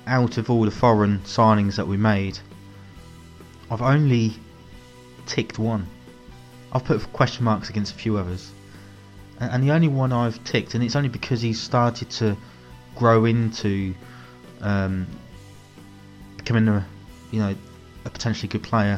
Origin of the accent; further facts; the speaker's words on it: Northampton, East Midlands, United Kingdom; my hometown, Northampton